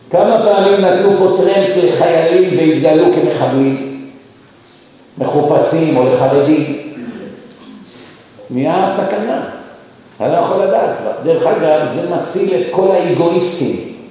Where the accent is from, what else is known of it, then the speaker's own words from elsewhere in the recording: Israel; moved away as an adult; also born or lived in United States; ואני בתור ישראלי